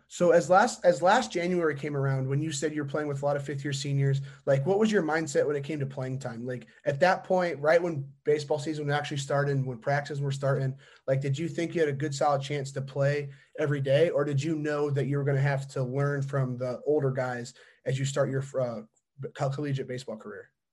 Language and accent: English; LaGrange County, Indiana, United States; I'm from Lagrange County